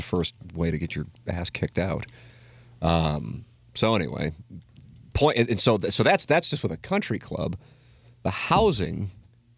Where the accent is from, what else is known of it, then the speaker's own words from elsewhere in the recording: St. Louis, Missouri, United States; St. Louis